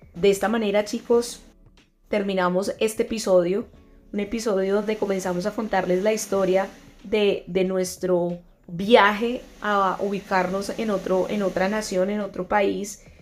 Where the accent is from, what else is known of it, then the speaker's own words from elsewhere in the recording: Antioquia, Colombia; accent: paisa; moved away as an adult; now in Madrid, Spain; Ya no estoy en Colombia, no estoy en mi país